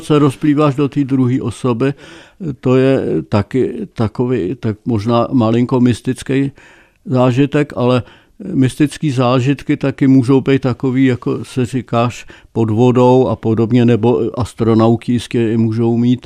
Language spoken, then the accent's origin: Czech; Czechia; já jsem Čech jako poleno